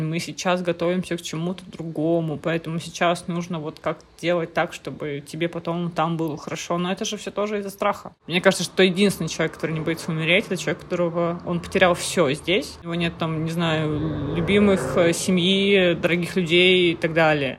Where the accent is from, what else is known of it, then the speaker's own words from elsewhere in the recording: Murmansk, Murmansk Oblast, Russia; now in Tyumen, Russia; я из Мурманска. И полис у меня мурманский